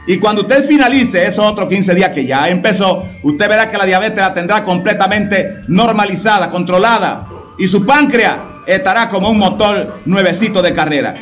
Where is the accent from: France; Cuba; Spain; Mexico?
Cuba; soy un santero cubano